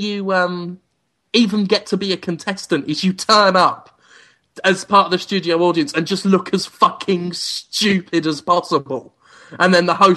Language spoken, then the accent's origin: English; England, United Kingdom; now in Mississippi, United States; as an Englishman